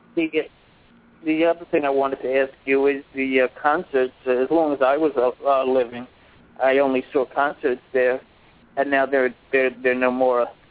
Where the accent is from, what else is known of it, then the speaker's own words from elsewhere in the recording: New York City, New York, United States; my hometown of New York City